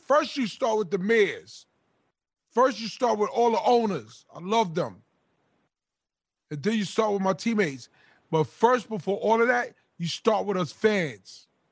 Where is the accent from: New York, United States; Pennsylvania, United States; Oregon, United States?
New York, United States; I'm from New York